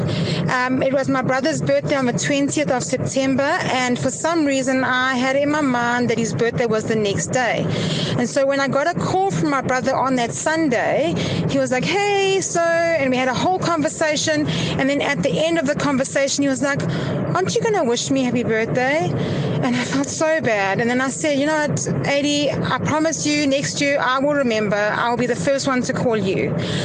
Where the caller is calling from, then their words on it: Pietermaritzburg, KwaZulu-Natal, South Africa; I'm calling from Pietermaritzburg.